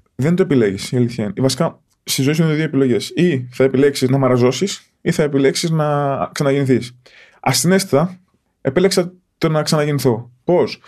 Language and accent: Greek; Porto Rafti, Attica, Greece; όταν μετακομίσαμε στο Πόρτο Ράφτη, εκεί που μεγάλωσα